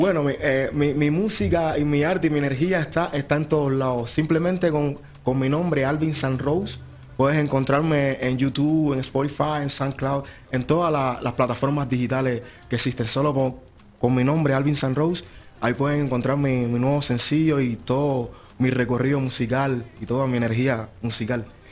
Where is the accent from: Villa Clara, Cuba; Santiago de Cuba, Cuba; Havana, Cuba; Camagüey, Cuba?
Camagüey, Cuba; now in Arizona, United States; Vengo, nací en, en una ciudad de Cuba llamada Camagüey.